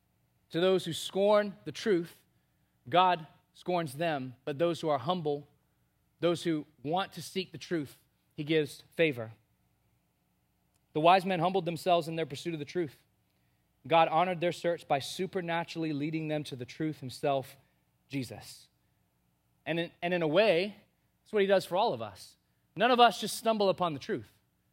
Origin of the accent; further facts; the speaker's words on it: Bahamas; I was born and raised in the Bahamas on a very small island with about 1,500 people.